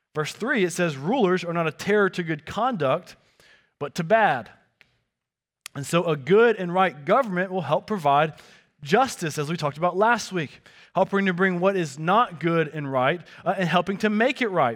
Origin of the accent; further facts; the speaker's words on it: the South, United States; growing up in the South